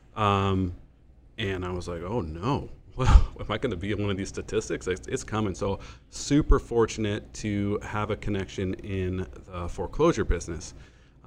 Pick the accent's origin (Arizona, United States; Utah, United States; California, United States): California, United States; Hermosa Beach; moved away as an adult; now in San Diego, United States; I born and raised in Hermosa Beach, California.